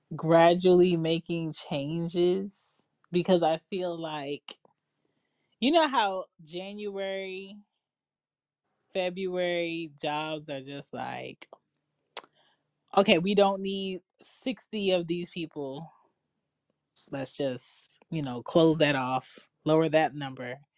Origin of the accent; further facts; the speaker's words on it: Philadelphia, Pennsylvania, United States; my house that I grew up in in Philly